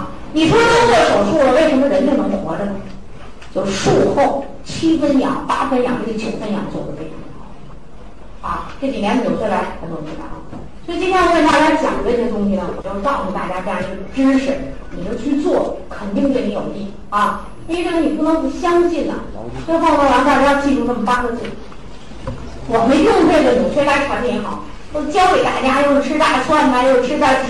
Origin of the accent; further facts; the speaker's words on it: China; 我们中国人更有意思